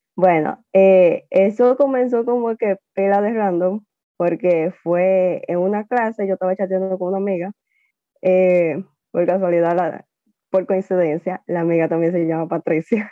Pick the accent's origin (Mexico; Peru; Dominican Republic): Dominican Republic; also born or lived in Taiwan; me trajeron acá cuando yo tenía ocho meses de nacida.